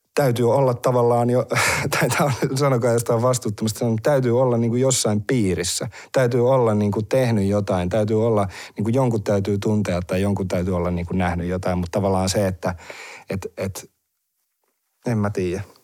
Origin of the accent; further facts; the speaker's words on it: Heinola, Päijät-Häme, Finland; mä oon Heinolasta